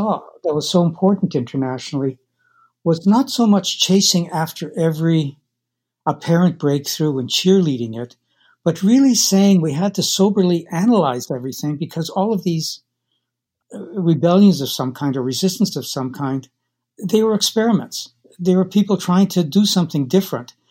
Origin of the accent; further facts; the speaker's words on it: Winnipeg, Manitoba, Canada; We grew up in North End, Winnipeg, which was really formative